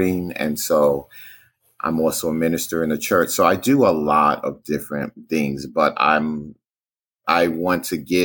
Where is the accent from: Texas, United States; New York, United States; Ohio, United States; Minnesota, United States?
New York, United States; New York City; I grew up in Brooklyn, New York, which is basically a part of the city of New York City